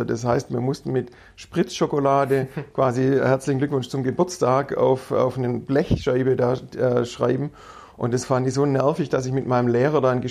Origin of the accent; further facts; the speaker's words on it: Herrenberg, Baden-Württemberg, Germany; bin ähm, in Herrenberg aufgewachsen und in Herrenberg zur Schule gegangen